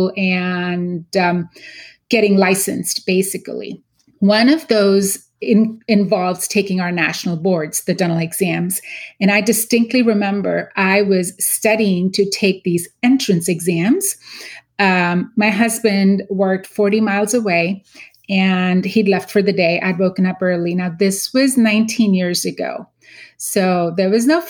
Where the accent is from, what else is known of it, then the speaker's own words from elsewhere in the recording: Mumbai, Maharashtra, India; moved away as an adult; also born or lived in Pittsburgh; now in United States; I was born and raised in Mumbai, India, went to dental school there